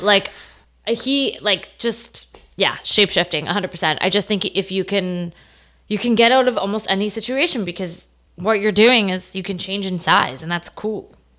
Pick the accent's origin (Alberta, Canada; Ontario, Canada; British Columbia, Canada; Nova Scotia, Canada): Ontario, Canada; Stouffville; I grew up in Stovall, Ontario, uh, north of Toronto